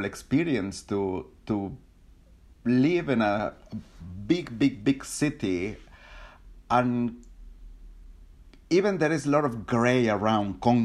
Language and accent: English; Mexico City, Mexico; moved away as an adult; now in London, United Kingdom; I was born in Mexico City, one of the biggest, noisiest, polluted cities